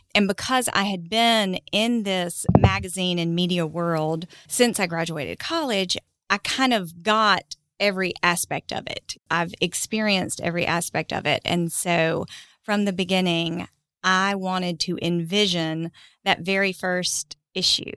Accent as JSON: {"language": "English", "town": "Huntsville", "region": "Alabama", "country": "United States", "tie": "born or raised there", "also_born_or_lived": "New Hope, Alabama", "said": "I grew up in Huntsville"}